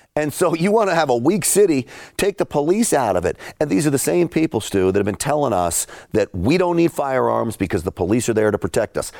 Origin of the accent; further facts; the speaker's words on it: New York City, New York, United States; I grew up in and around New York City.